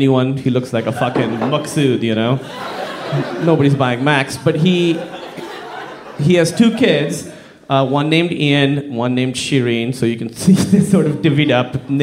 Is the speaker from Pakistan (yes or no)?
yes; Pakistan; I'm from Pakistan